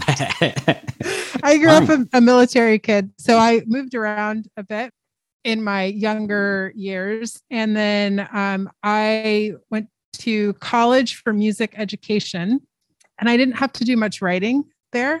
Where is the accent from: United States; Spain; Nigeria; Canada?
United States; also born or lived in China / Laos; being an American, where I live in a place where I see people from all over the world all the time